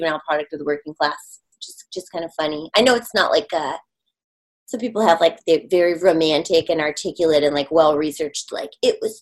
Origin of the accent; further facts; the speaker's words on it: Michigan, United States; moved away; I grew up in Michigan a lot of my youth